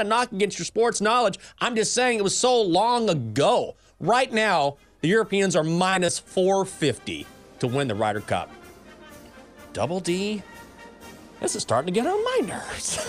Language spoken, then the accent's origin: English; United States; I'm an American